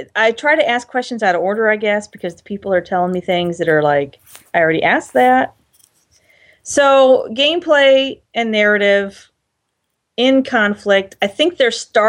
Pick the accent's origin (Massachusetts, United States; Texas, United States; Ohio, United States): Ohio, United States; If I'm from Ohio, we don't talk about feelings